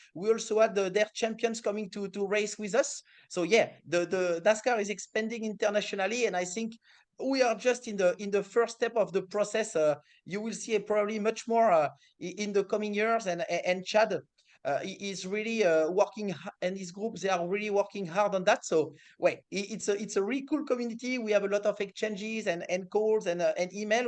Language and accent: English; France; accent: French; English is a second language; my French accent